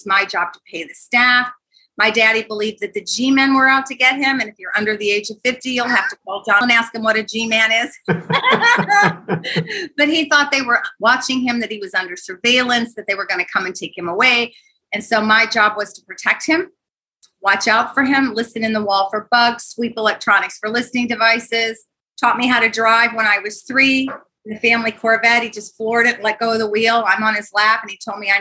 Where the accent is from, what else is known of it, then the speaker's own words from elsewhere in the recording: Libertyville, Illinois, United States; now in Jacksonville, United States; I was not raised in Florida. I was raised in North Chicago, little bitty town, Libertyville, Illinois.